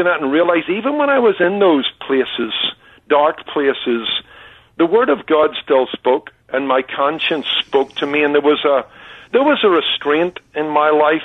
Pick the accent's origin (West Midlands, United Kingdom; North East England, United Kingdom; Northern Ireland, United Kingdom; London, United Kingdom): Northern Ireland, United Kingdom; Belfast; now in Anaheim Hills, United States; growing up in Belfast